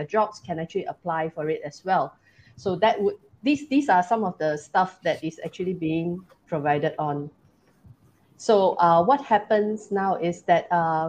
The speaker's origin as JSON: {"language": "English", "country": "Malaysia", "said": "we are Malaysian."}